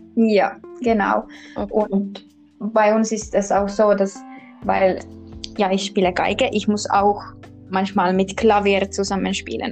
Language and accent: German; Kotka, Kymenlaakso, Finland; German is a second language; moved away as an adult; now in Tampere, Finland; eigentlich in Finnland komme ich aus Kotka und Kotka liegt ganz im Süden